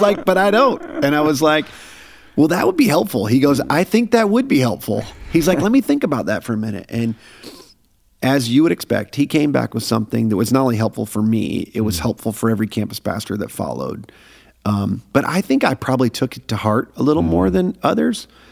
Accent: Syracuse, New York, United States; moved away as an adult; also born or lived in Pennsylvania / Phoenix; now in Atlanta, United States; I was born in Pennsylvania. Okay. Uh, spent a little bit of time in Pennsylvania, and then we um, we moved up to upstate New York

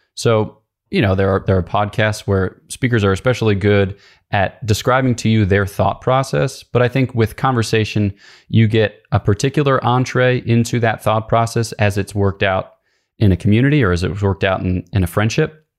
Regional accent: Philadelphia, Pennsylvania, United States; I grew up outside of Philadelphia, Pennsylvania

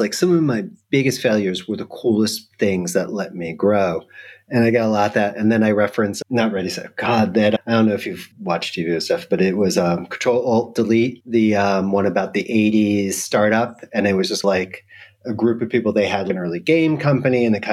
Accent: New York, United States; moved away as an adult; now in Europe; I'm a New Yorker

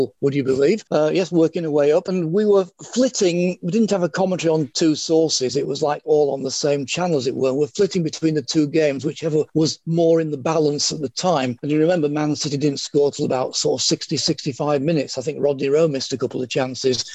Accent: Leeds, Yorkshire and the Humber, United Kingdom; I come from Leeds

